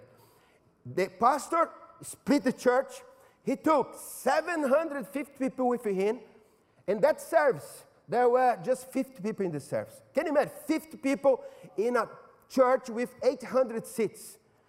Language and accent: English; São Paulo, Brazil; moved away; In São Paulo, my hometown